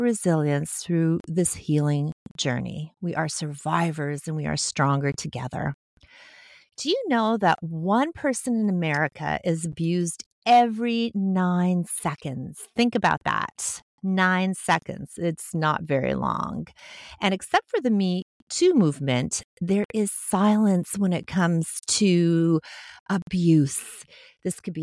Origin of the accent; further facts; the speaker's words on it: Montreal, Quebec, Canada; I grew up in Montreal, Quebec, Canada, in a working-class family